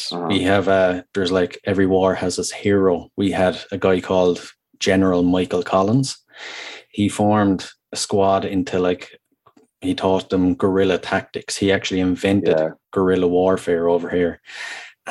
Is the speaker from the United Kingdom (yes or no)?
no; Wexford, Leinster, Ireland; now in Waterford, Ireland; I'm in Waterford. So I'm originally from Wexford, but I'm living in Waterford now